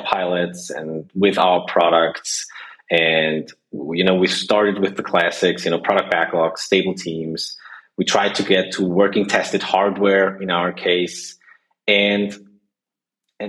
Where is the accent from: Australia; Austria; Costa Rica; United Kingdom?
Austria; as people can hear, I'm from Austria